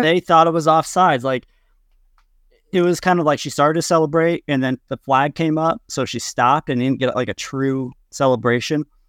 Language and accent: English; Kansas, United States; from Kansas, as a Midwesterner